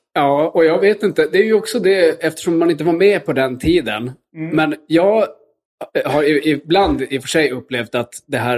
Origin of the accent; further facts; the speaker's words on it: Luleå, Norrbotten County, Sweden; kyrkan där jag växte upp i Luleå